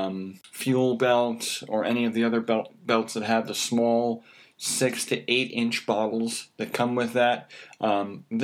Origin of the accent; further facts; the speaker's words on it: United States; I'm an American